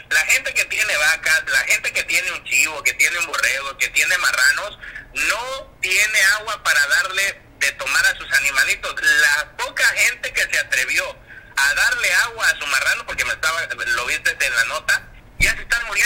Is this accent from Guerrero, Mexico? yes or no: yes; Guerrero, Mexico; somos paisanos, costeños de toda la vida.